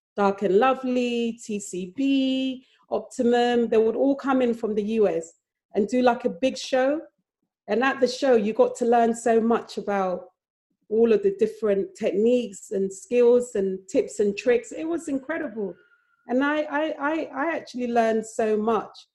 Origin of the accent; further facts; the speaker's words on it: Accra, Greater Accra, Ghana; moved away; also born or lived in London; I even though I was born in London, I grew up in Accra